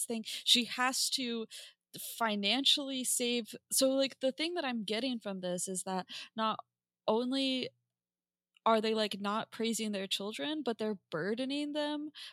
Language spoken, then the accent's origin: English; Appalachia, United States; I am also from Appalachia.